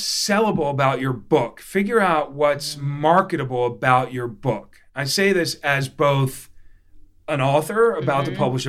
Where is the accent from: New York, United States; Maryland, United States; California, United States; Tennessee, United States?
Maryland, United States; Baltimore; When I was a kid growing up in Baltimore